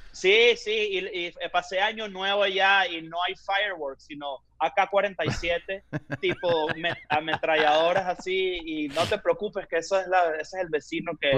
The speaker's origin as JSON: {"language": "Spanish", "country": "Venezuela", "accent": "Venezuelan", "moved": "yes", "said": "los venezolanos hablamos muy rápido"}